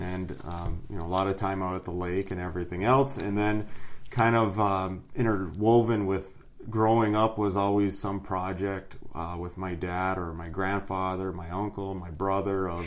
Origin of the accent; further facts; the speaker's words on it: Iron Mountain, Michigan, United States; also born or lived in Houghton, Michigan; Growing up, you know, Dickinson County, you're in the UP